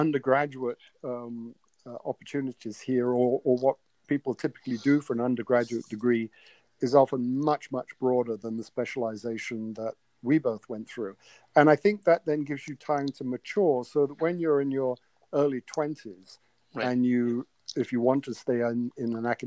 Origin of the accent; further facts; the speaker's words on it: England, United Kingdom; moved away; growing up in England when I did in the 60s